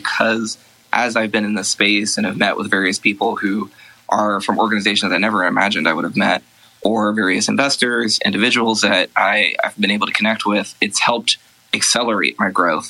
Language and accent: English; Columbus, Ohio, United States; moved away as an adult; now in Emeryville, United States; I ended up moving from Columbus, my hometown, to San Francisco in February of last year with my husband